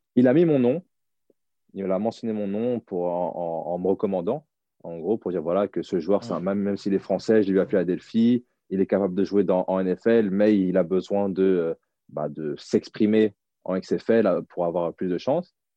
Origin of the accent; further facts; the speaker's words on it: France; moved away as an adult; also born or lived in United States; bien que je sois français